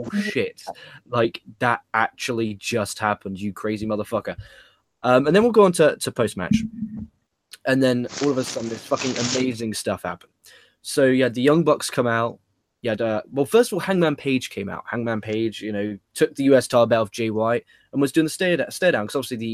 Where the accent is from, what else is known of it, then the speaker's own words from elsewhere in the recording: England, United Kingdom; as an Englishman